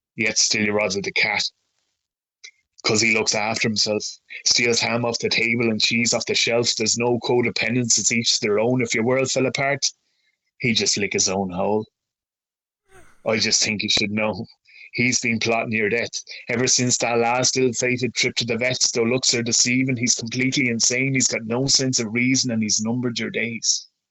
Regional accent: near Dromahair, County Leitrim, Connacht, Ireland; that's ten minutes away from where I was born and raised

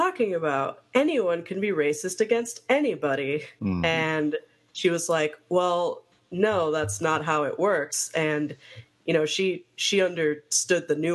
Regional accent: Miami, Florida, United States; I grew up immersed in Cuban culture, because I grew up in Miami

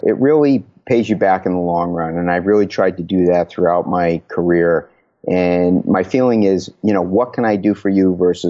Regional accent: Connecticut, United States; moved away as an adult; also born or lived in Southern California; Took me all the way out to Southern California and then back to my home state of Connecticut, where I've been for quite a while.

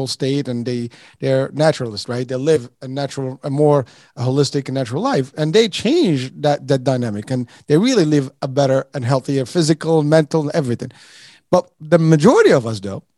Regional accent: Morocco; moved away; I'm from Morocco originally

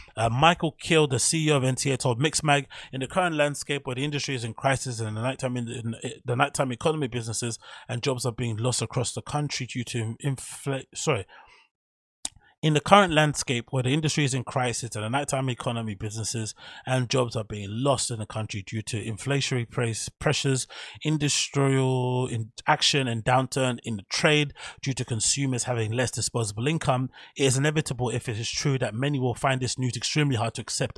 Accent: London, United Kingdom; my hometown, London

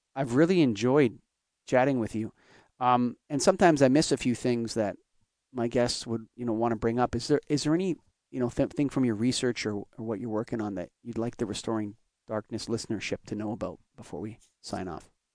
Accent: Canada; I'm a Canadian

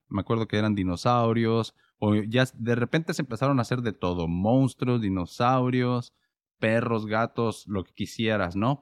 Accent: Mexico; moved away; como yo vivía en México y crecí en México

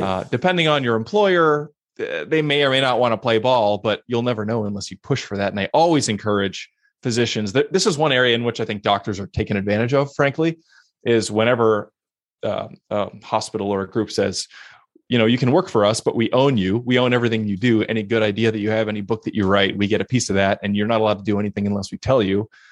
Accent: Pittsburgh, Pennsylvania, United States; moved away as an adult; also born or lived in Philadelphia, Pennsylvania; now in Portland, United States; Originally grew up in Pittsburgh

